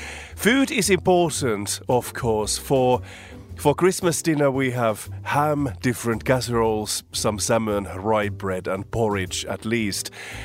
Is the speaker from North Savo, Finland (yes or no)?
yes; Siilinjärvi, North Savo, Finland; now in London, United Kingdom; I try to spend every Christmas in Finland, in the countryside, in my hometown of Siilinjärvi. Of course, one of the reasons for that is that my family lives there